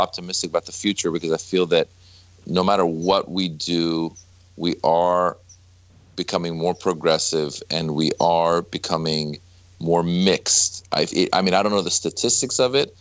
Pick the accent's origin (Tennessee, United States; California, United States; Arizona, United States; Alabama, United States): California, United States; Northern; also born or lived in Iran; I grew up in Northern California and there wasn't that many Iranians